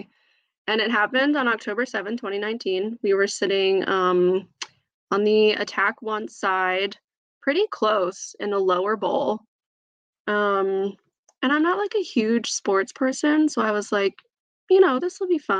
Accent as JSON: {"language": "English", "town": "Syracuse", "region": "New York", "country": "United States", "said": "I'm from Syracuse"}